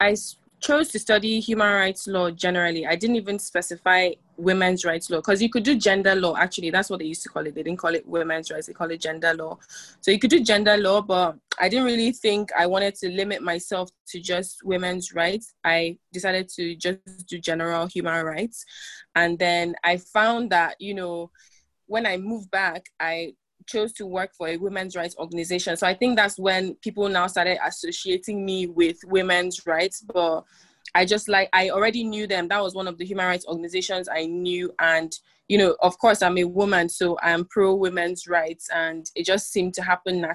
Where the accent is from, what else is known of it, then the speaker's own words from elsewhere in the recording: Port Harcourt, Rivers State, Nigeria; I'm a young woman in my mid-20s from Port Harcourt, River State, Nigeria. So I'm from the South